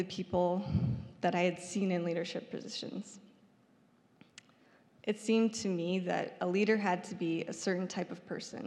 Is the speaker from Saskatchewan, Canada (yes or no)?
yes; Saskatoon, Saskatchewan, Canada; I grew up here in Saskatoon